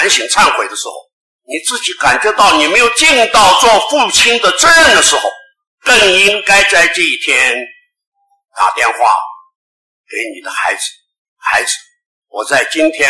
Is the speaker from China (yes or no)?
no; Taiwan; 在我们中国人，在我们台湾中华民国